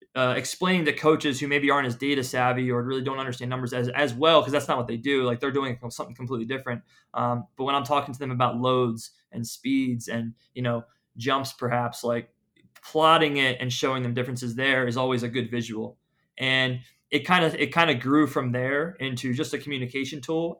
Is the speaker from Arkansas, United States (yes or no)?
no; Philadelphia, Pennsylvania, United States; moved away as an adult; also born or lived in Tampa, Florida / Atlanta / Phoenix; I, I'm from Philadelphia.